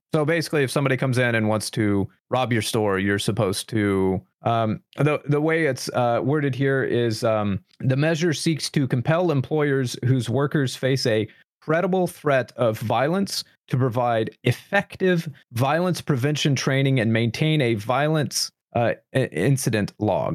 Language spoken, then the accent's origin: English; United States; I'm passionately an American. I am not ashamed of being an American